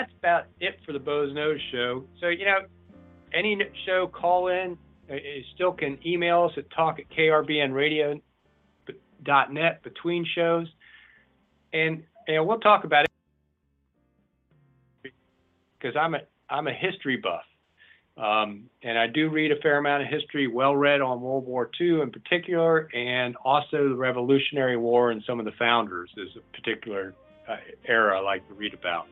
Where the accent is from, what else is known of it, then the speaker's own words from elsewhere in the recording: Washington, District of Columbia, United States; moved away as an adult; also born or lived in Oregon; now in Lane County, Oregon, United States; I was born in Washington, D.C. and grew up there